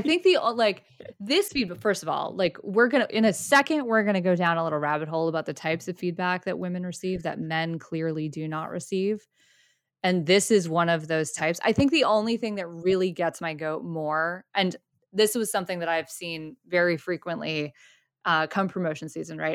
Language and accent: English; Boston, Massachusetts, United States; we're from Boston.